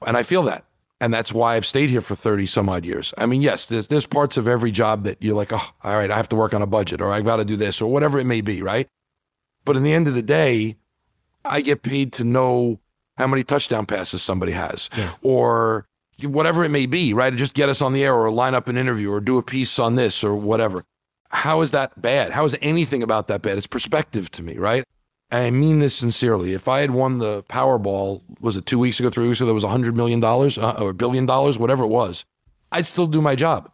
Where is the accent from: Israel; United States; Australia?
United States; New York City, New York; I grew up in New York and Marv Albert was doing every sport